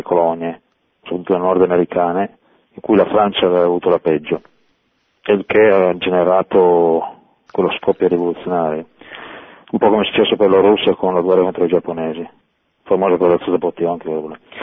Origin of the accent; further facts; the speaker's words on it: Monferrato, Piedmont, Italy; moved away as an adult; now in Turin, Italy; sono da Monferrato però per eh, interesse professionale sto a Torino